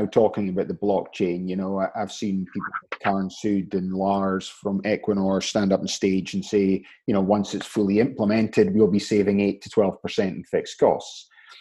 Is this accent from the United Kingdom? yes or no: yes; Scotland, United Kingdom; moved away; back in Scotland where I'm from, we're all involved in the oil industry because we're based from Aberdeen